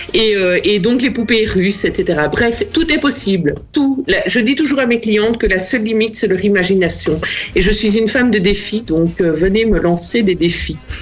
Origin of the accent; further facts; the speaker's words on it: Namur, Wallonia, Belgium; moi je suis namuroise